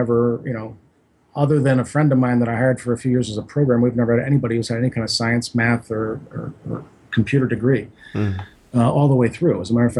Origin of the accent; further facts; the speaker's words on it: New Jersey, United States; You know, I'm from the East Coast. My wife and I are both from New Jersey, and you know, I grew up with a summer home right on the ocean, so I love water.